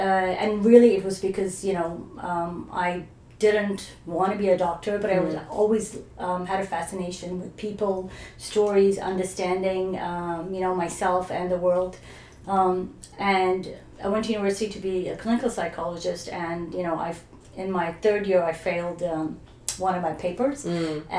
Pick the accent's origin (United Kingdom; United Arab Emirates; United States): United Arab Emirates; Dubai; also born or lived in Iran / New Zealand / Australia; now in Canada; So I was born in Iran, and I grew up in Dubai before it was, you know, the glamorous Dubai it is today.